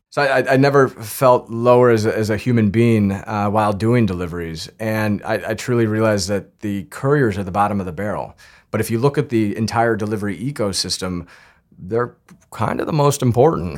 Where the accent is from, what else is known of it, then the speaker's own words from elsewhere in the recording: Northern Colorado, United States; now in New York City, United States; I grew up in Northern Colorado